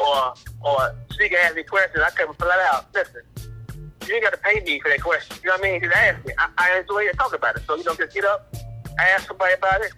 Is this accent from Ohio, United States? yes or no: no; Chicago, Illinois, United States; I'm from West Side Chicago, down and dirty